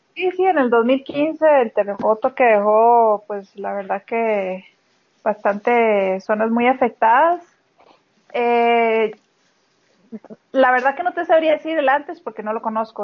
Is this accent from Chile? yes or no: no; Costa Rica; moved away as an adult; also born or lived in Nigeria / Portugal / Slovakia; luego de haber nacido, pues fue que regresamos a Costa Rica con mis papás